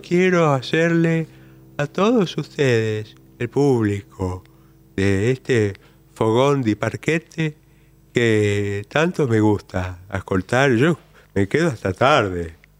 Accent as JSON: {"language": "Spanish", "region": "Buenos Aires", "country": "Argentina", "said": "de Flores"}